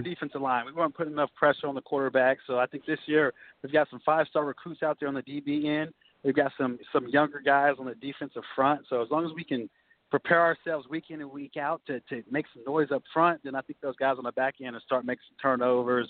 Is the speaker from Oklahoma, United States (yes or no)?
yes; Norman, Oklahoma, United States; I'm from Norman, Oklahoma